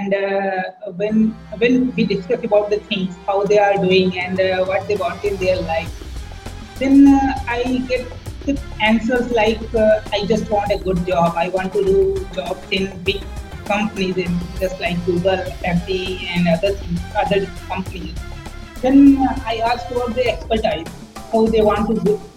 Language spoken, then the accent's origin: English; India; I'm from India